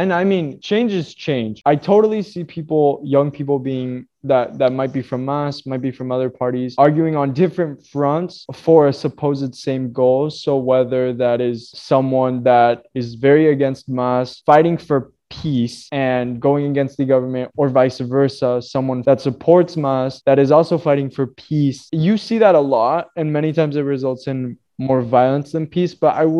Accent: Bolivia; when I tell people, oh yeah, I'm from Bolivia, they're like, oh cool.

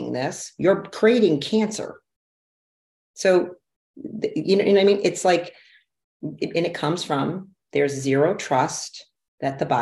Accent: Detroit, Michigan, United States; I'm from Detroit, big manufacturing city

